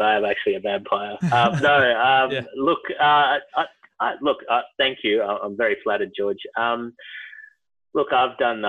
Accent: India; now in Melbourne, Australia; But look, I am Indian, so I've heard there's a bit of a dramatic switch

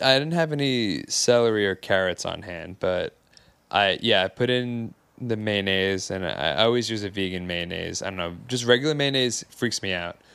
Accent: Long Island, New York, United States; I'm from Long Island

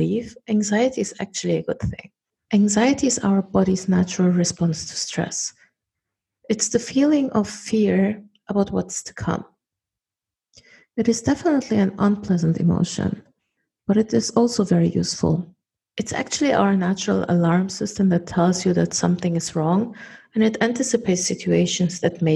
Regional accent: Germany; moved away; I was born and raised in Germany and I'm a German national

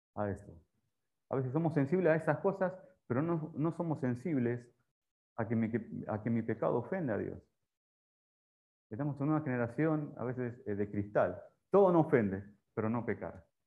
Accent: Rosario, Santa Fe, Argentina; moved away as an adult; also born or lived in Paraguay; now in Panama; la tierra de Messi, soy de Rosario, ahí.

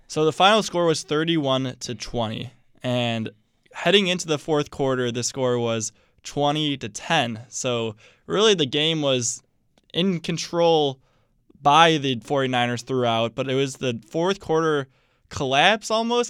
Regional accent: Chicago, Illinois, United States; I'm from Chicago

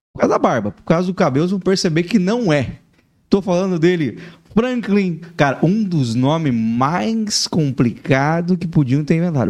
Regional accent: Laranjeiras do Sul, Paraná, Brazil; now in Joinville, Brazil; Sou do interior do Paraná.

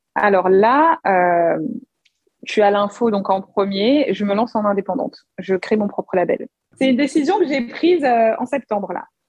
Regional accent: Paris, Île-de-France, France; je suis née en France, donc je suis vraiment née à Paris. Et en fait, mes deux parents sont congolais

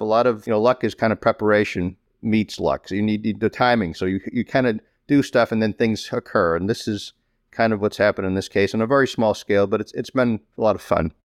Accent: Malden, Massachusetts, United States; Growing up in Malden

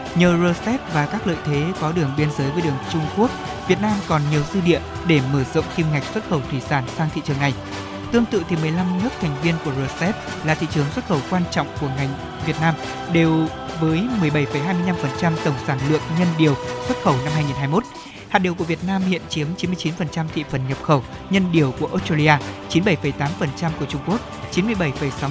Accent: Thanh Hóa, Vietnam; thanh hóa quê tôi

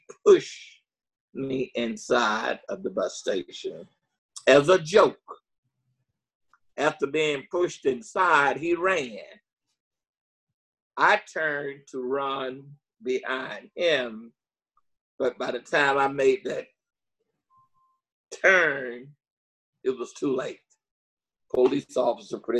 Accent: Jackson, Mississippi, United States; also born or lived in Milwaukee, Wisconsin; I'm from Jackson, Mississippi.

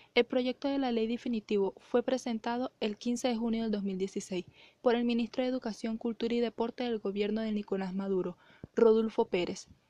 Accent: El Vigía, Mérida, Venezuela; Nací el 4 de octubre del 2004 en Mérida, Venezuela, en el Hospital 2 del Vigía.

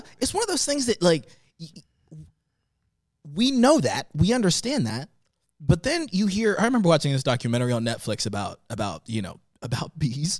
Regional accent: Florence, South Carolina, United States; also born or lived in Tanzania; I went to school in Florence, South Carolina

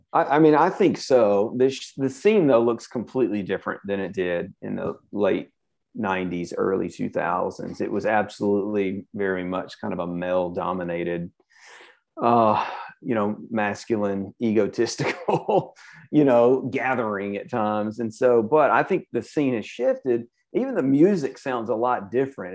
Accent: Birmingham, Alabama, United States; I grew up in Birmingham

